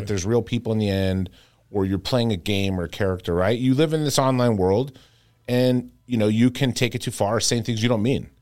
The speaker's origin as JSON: {"language": "English", "town": "Regina", "region": "Saskatchewan", "country": "Canada", "tie": "born or raised there", "moved": "yes", "said": "I grew up in Regina, Saskatchewan"}